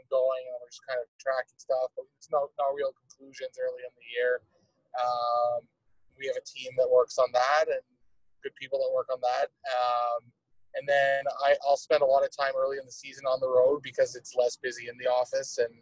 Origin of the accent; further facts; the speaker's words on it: Toronto, Ontario, Canada; moved away as an adult; also born or lived in Denver, Colorado; now in Columbus, United States; I grew up in Toronto